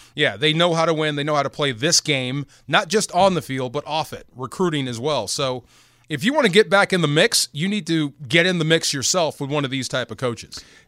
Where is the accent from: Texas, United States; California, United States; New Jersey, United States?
California, United States; Bay Area; I grew up in the Bay Area, I, it, the shadow of Cal.